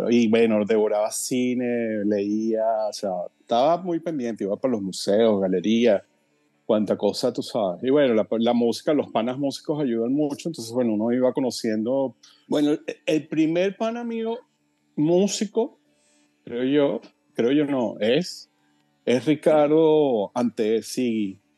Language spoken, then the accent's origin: Spanish; Caracas, Capital District, Venezuela; Yo soy, yo, de Colinas de Yomonte, de la parte baja de Colinas de Yomonte y luego nos mudamos, como cuando, tenía como siete años, nos mudamos por la, prolongación sur de la avenida Las Acacias